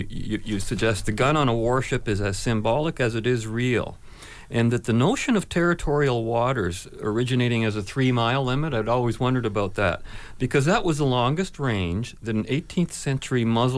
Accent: Canada; being a Canadian

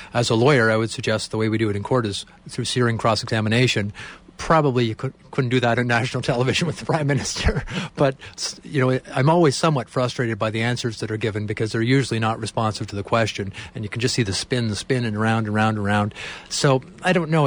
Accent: Canada; as Canadians

